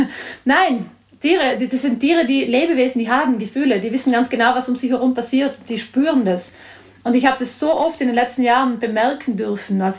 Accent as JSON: {"language": "German", "region": "Trentino-Alto Adige", "country": "Italy", "said": "Ja, genau. Ich bin aus Südtirol, ja."}